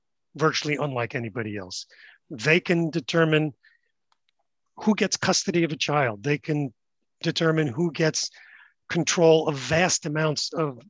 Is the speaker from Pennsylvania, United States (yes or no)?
no; New York City, New York, United States; I grew up in Brooklyn and Manhattan.